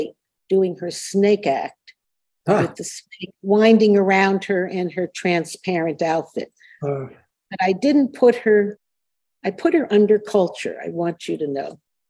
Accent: Miami Beach, Florida, United States; moved away; Miami Beach, where I grew up

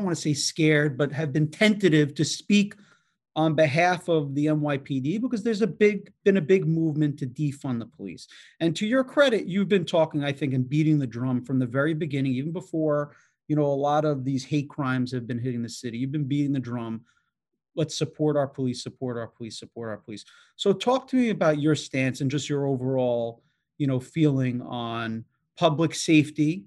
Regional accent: New York City, New York, United States; as a New Yorker

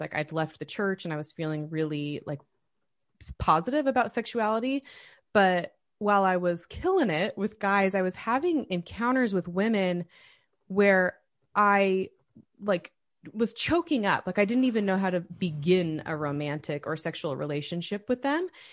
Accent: United States; also born or lived in Oregon / Utah; I grew up in small rural towns in Oregon and Utah

